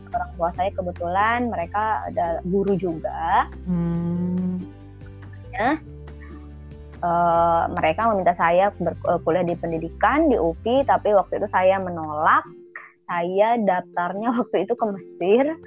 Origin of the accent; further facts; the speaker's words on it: Tasikmalaya, West Java, Indonesia; saya orang Tasik